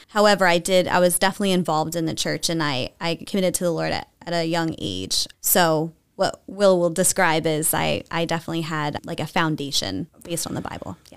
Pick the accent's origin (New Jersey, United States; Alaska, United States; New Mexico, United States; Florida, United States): New Jersey, United States; moved away as an adult; now in Lancaster County, United States; I was raised in, in South Jersey